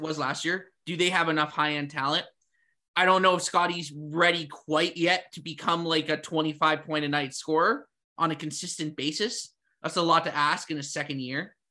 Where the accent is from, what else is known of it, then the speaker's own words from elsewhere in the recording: Toronto, Ontario, Canada; we're from Toronto